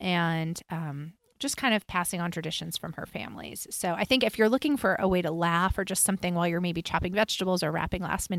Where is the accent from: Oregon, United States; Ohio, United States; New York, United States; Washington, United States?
New York, United States; Long Island; My father was raised Orthodox. I was raised on Long Island. My mother was Christian.